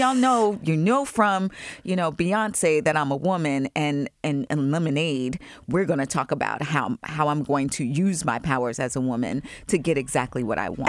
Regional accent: Long Island, New York, United States; I grew up in Long Island.

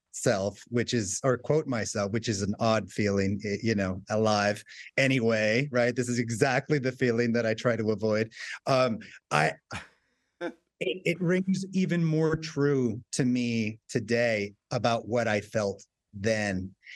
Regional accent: Southwest, United States; growing up in the Southwest at a time where, you know, just being Hispanic or Mexican was not something that, you know, kind of put on your forehead.

